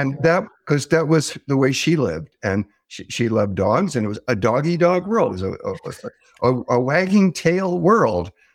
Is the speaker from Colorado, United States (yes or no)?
no; Southern California, United States; I grew up in Southern California